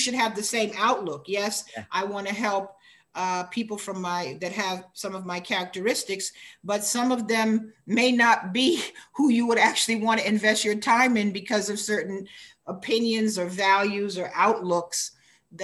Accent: United States; in the US, I'm considered a Black American, African American.

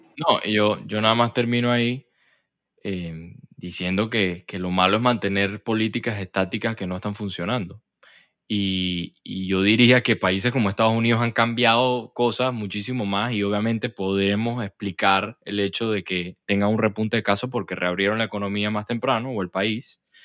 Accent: Venezuela; now in Panama; yo soy venezolano, a pesar de que tengo años viviendo aquí en Panamá

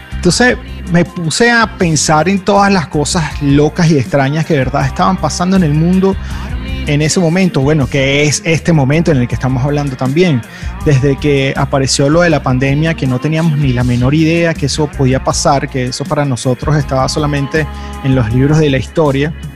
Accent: Venezuela; pensaba en mi país, pensaba en Venezuela

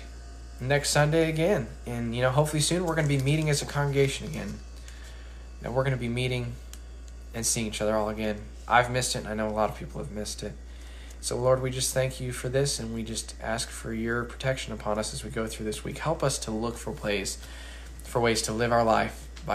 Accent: Colorado, United States; moved away; I'm from Colorado, so this is kind of normal.

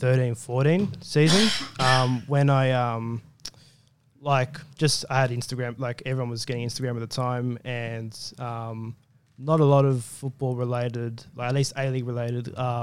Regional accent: Sydney, New South Wales, Australia; I was born and raised in Western Sydney.

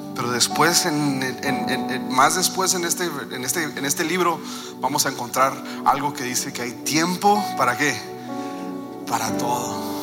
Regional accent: Mexico

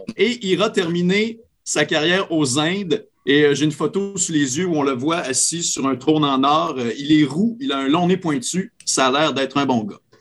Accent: Quebec, Canada; moved away; also born or lived in Acadia; mon patelin natal, le Saguenay-Lac-Saint-Jean

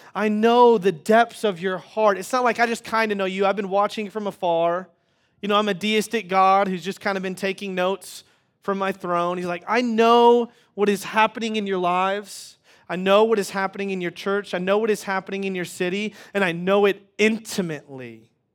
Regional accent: Wichita, Kansas, United States; moved away; I grew up in Wichita, Kansas.

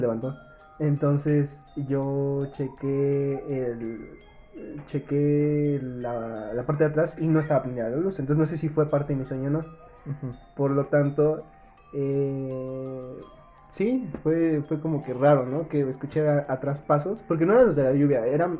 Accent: Mexico City, Mexico; soy de Iztapalapa

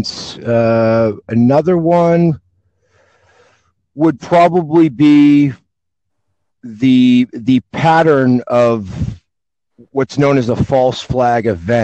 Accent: United States; I'm from the U.S.

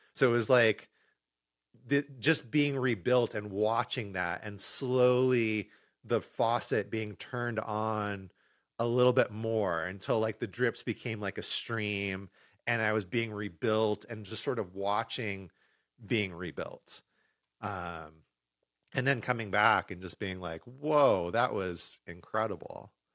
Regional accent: Los Angeles, California, United States; moved away; L A, which is my hometown.

